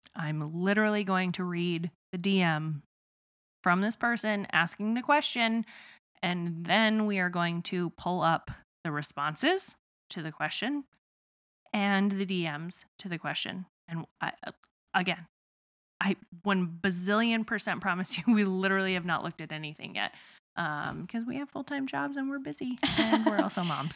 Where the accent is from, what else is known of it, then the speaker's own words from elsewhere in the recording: Midwest, United States; accent: southern twang; I'm from the Midwest and so I have a little bit of like a southern twang sort of thing going on